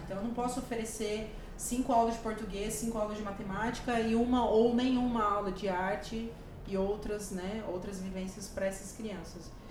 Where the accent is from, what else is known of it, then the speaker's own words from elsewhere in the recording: Maringá, Paraná, Brazil; also born or lived in Rio Grande do Norte / Recife; now in Nova Friburgo, Brazil; eu sou do norte do Paraná, do interior do Paraná, de Maringá